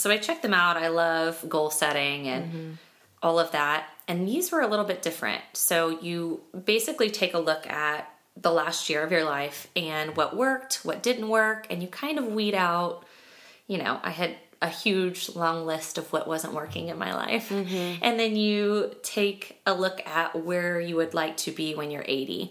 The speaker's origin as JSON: {"language": "English", "region": "Kansas", "country": "United States", "tie": "born or raised there", "moved": "yes", "said": "I grew up in Kansas"}